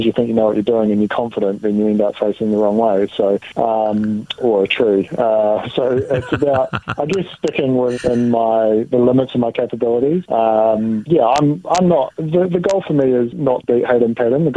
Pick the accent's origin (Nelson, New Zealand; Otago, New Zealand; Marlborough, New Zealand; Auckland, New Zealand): Otago, New Zealand; Dunedin; moved away; my hometown in Dunedin. That's, where my roots are